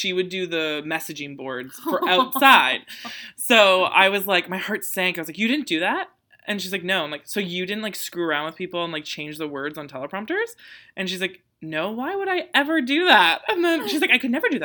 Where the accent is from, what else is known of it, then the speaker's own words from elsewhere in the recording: Canada; It's really annoying being Canadian.